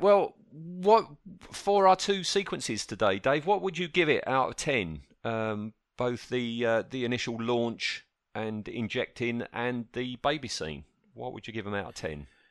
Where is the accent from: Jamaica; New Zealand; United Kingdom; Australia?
United Kingdom; We're British